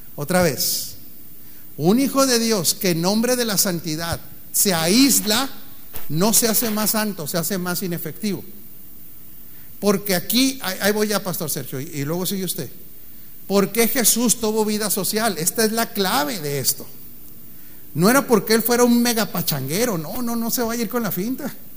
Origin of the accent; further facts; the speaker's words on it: Mexico; como mexicano